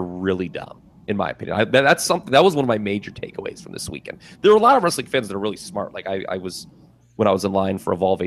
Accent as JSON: {"language": "English", "region": "Ohio", "country": "United States", "said": "We're from Ohio"}